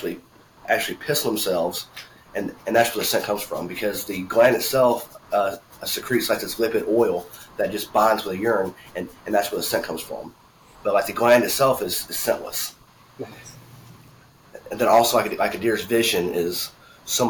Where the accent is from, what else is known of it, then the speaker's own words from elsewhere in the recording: Alabama, United States; I'm from Alabama